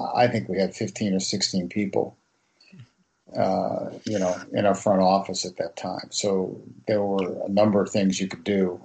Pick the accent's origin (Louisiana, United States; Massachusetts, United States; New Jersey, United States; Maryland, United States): Massachusetts, United States; Winchester; moved away as an adult; also born or lived in Boston / New York / Miami; Winchester, Massachusetts, which was my hometown